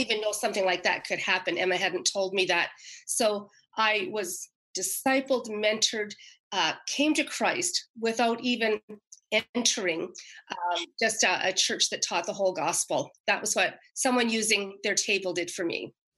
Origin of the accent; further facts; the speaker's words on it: Canada; moved away; I happen to be back in my hometown right now, a little town across the river from Quebec